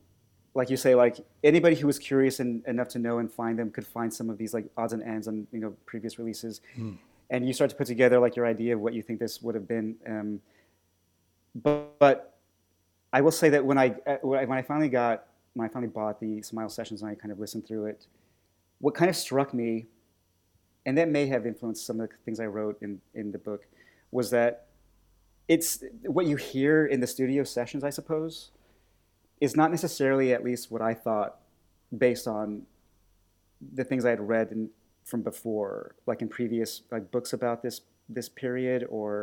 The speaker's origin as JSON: {"language": "English", "country": "United States", "moved": "yes", "lives_now": "United Kingdom", "said": "I'm an American living in the UK"}